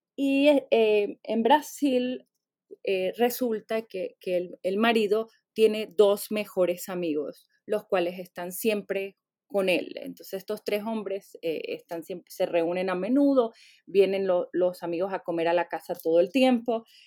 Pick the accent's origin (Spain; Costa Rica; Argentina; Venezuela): Venezuela; born or raised there; now in United States